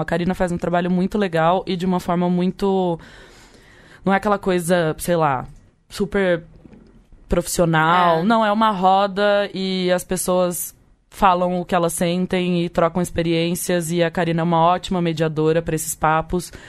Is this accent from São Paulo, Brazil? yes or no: yes; Leme, São Paulo, Brazil; eu sou brasileira, lemense